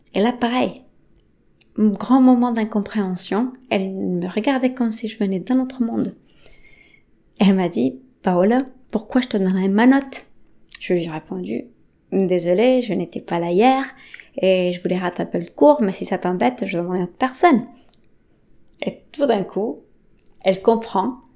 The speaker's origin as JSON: {"language": "French", "country": "Bolivia", "tie": "born or raised there", "first_language": "Spanish", "second_language": "French", "moved": "yes", "lives_now": "France", "said": "J'ai grandi en Bolivie"}